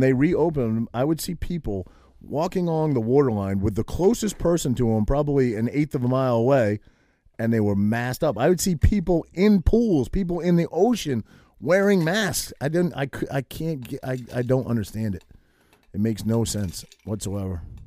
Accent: New England, Maine, United States; now in New Jersey, United States; I grew up in New England

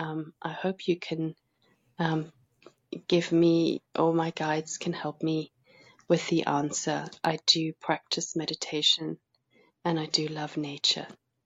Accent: South Africa; now in Salisbury, United Kingdom; I'm originally from South Africa and I'm currently living near Salisbury, which is near Stonehenge.

